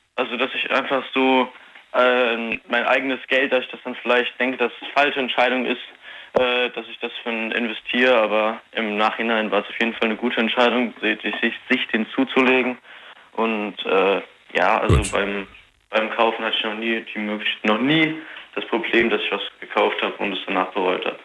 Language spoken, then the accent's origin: German; near Koblenz, Rhineland-Palatinate, Germany; ich komme aus Rheinland-Pfalz, also in der Nähe von Koblenz